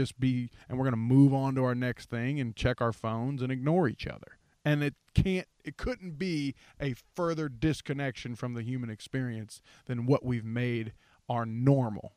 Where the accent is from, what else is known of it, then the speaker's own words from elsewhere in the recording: Ohio, Kentucky, Rust Belt, United States; I'm from the Rust Belt, man, Ohio, Kentucky